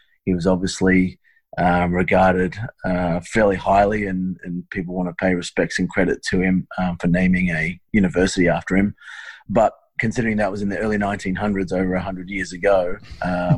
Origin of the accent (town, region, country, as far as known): Australia